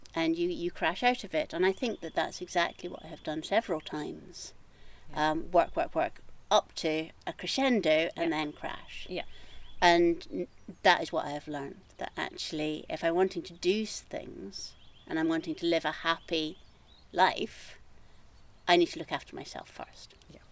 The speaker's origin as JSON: {"language": "English", "area": "just outside Edinburgh", "region": "Scotland", "country": "United Kingdom", "tie": "born or raised there", "also_born_or_lived": "Glasgow", "moved": "as an adult", "lives_now": "Trossachs, United Kingdom", "said": "I am Scottish. I mm-hmm. grew up on the east coast, uh, just outside Edinburgh"}